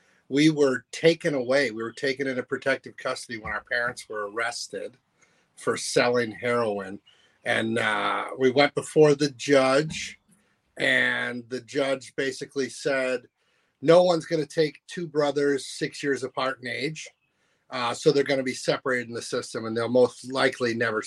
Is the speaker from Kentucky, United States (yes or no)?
no; Poynette, Wisconsin, United States; also born or lived in Chicago, Illinois; I grew up on Poinette Lake, Wisconsin